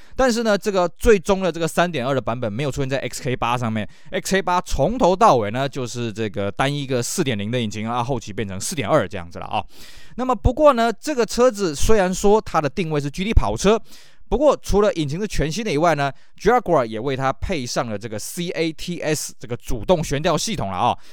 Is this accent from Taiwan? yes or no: yes; Taiwan; 我们台湾这边